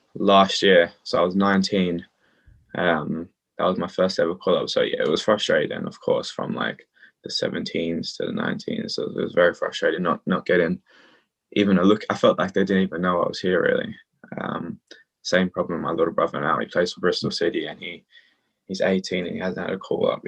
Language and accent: English; Australia; now in London, United Kingdom; I play for England and Australia, but I grew up in Australia.